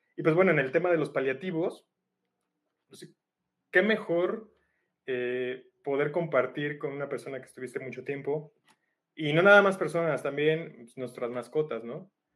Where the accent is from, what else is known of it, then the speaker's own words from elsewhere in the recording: Mexico; como mexicanos